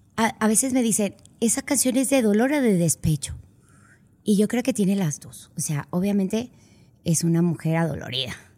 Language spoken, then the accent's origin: Spanish; Monterrey, Nuevo León, Mexico; also born or lived in San Antonio, Texas; aunque vivía en Texas, pues yo no era de Texas, yo era de Monterrey